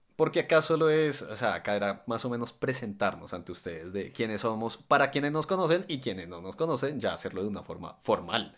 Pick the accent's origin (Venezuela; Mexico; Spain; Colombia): Colombia; yo somos de Colombia